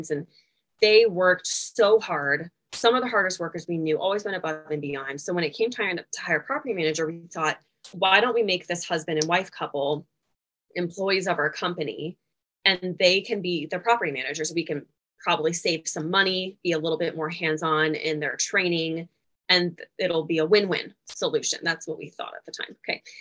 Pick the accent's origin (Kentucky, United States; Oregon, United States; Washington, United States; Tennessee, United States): Kentucky, United States; Louisville; I'm from Louisville, Kentucky, though, which normally people from Louisville don't have an accent. It's more Eastern Kentucky